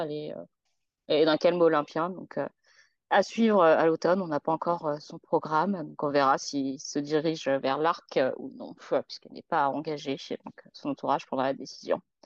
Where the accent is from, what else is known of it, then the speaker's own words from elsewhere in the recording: France; on est français